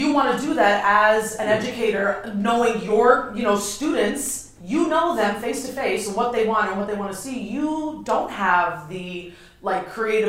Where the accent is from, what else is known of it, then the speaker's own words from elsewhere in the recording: Hackensack, New Jersey, United States; we're in Bergen County, so like, you know, the whole county is an uppity county, and that's certainly where I grew up in Hackensack. It's not even uppity